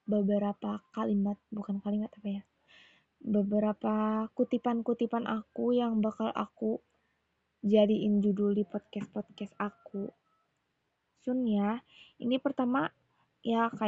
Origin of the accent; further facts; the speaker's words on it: Bandung, West Java, Indonesia; Indonesian is a second language; kadang sih bahasa Indonesia aku tuh masih ada Sunda-Sundanya guys jadi aku orang Bandung aku asli di Bandung aku aku bisa bahasa Indonesia cuman nggak begitu apa ya nggak begitu lancar banget gitu